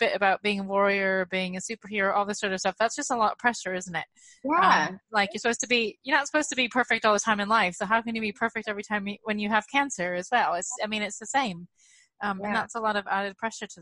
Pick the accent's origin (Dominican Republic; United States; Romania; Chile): United States; now in United Kingdom; I'm really failing as an American parent.